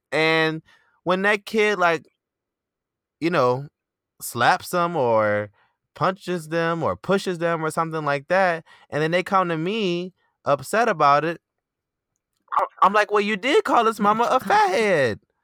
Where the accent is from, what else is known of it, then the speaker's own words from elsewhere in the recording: Detroit, Michigan, United States; moved away; I'm from Detroit